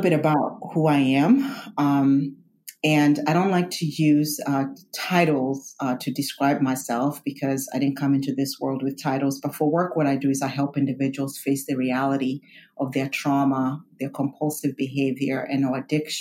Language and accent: English; Kenya; moved away; I'm a first generation immigrant. I was born in Kenya.